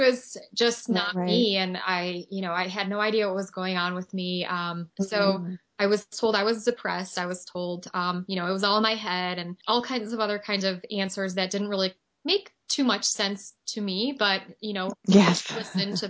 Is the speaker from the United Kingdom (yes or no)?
no; Poland; I'm a Chernobyl child, so I was born in Poland and lived very close to the Ukrainian border.